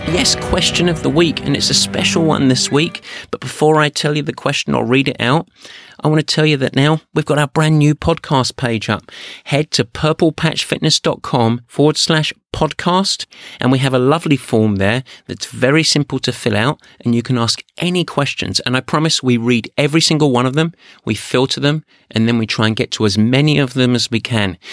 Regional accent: England, United Kingdom; I'm English.

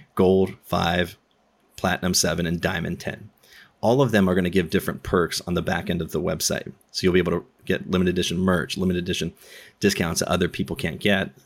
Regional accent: Southern California, United States; I'm from SoCal

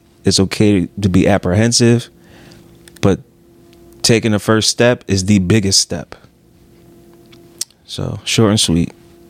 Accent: Philadelphia, Pennsylvania, United States; I'm from Philly, dog.

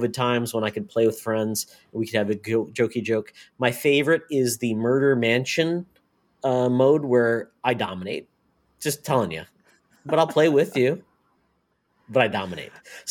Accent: Michigan, United States; now in Minnesota, United States; I'm from Minnesota, but from Michigan

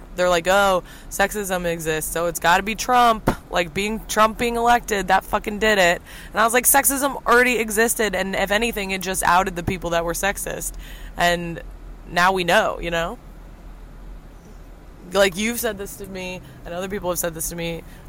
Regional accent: Midwest, United States; moved away; they stayed in the Midwest

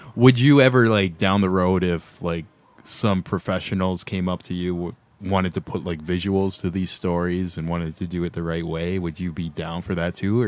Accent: Niagara Falls, Ontario, Canada; now in Toronto, Canada; I'm from like that direction to uh, Niagara Falls, yeah. little outskirts there

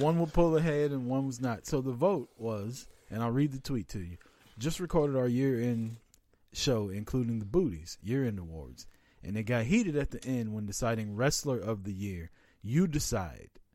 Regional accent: Kansas City, Missouri, United States; I'm from Kansas City.

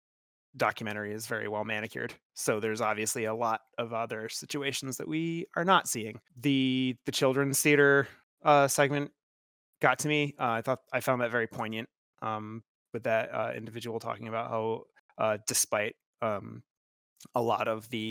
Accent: United States; being an American and particularly being a white American

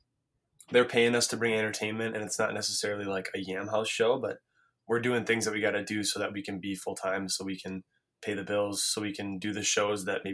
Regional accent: Minneapolis, Minnesota, United States; growing up in Minneapolis

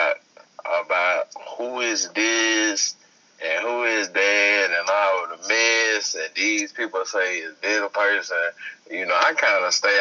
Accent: Shreveport, Louisiana, United States; also born or lived in Baton Rouge, Louisiana; I'm from Louisiana.

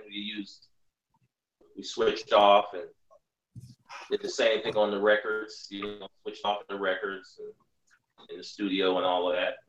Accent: Washington, District of Columbia, United States; moved away as an adult; also born or lived in Ohio; growing up in Washington

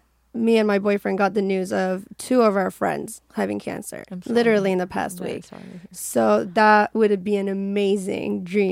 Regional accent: Iran; moved away as an adult; now in United States; I was born and raised in Iran.

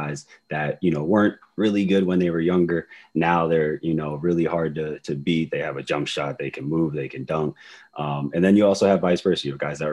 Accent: Reading, Pennsylvania, United States; I'm from Reading, Pennsylvania. It's a small city about 45 minutes to an hour outside of Philadelphia

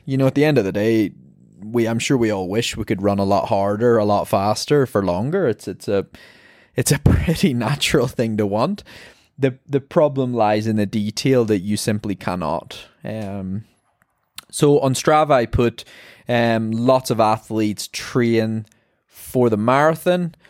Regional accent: Ireland; I'm an Irish marathon runner

